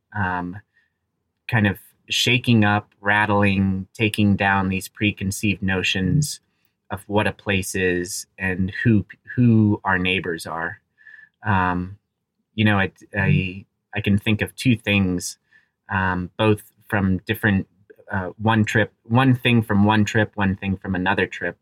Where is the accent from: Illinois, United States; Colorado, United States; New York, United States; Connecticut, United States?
Colorado, United States; Aspen; I grew up in Aspen, Colorado. I'm very fortunate to, uh, to have that as my hometown